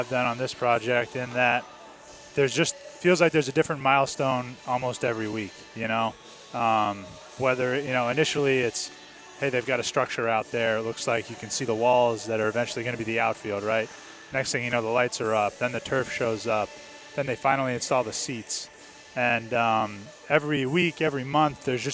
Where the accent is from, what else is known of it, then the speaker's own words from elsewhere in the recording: New Hampshire, United States; moved away; also born or lived in Boston; Born and raised in New Hampshire, went to college in Boston.